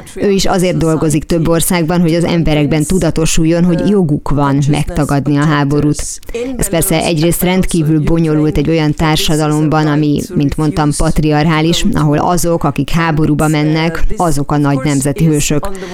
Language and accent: Hungarian; Bavaria, Germany; Bajorországra, én onnan származom